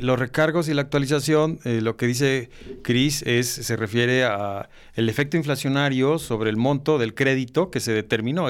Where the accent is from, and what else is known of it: Mexico